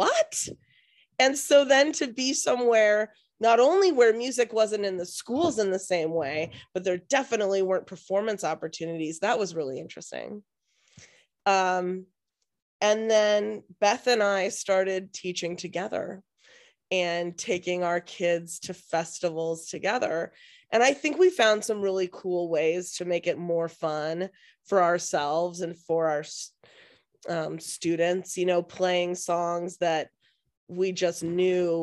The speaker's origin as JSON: {"language": "English", "town": "Seattle", "region": "Washington", "country": "United States", "tie": "born or raised there", "said": "I am born and raised in Seattle"}